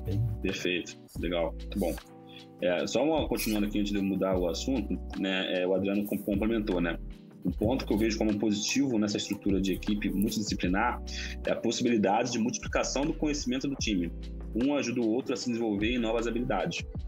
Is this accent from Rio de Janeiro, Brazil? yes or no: yes; Belford Roxo, Rio de Janeiro, Brazil; accent: carioca; now in São Paulo, Brazil; eu comecei vida de favela do Rio, né, basicamente. Eu morava em Belo Roxo. E, já, é, o pessoal que é de São Paulo já sabe que eu sou carioca, né? Já pega lá uma hora o, o sotaque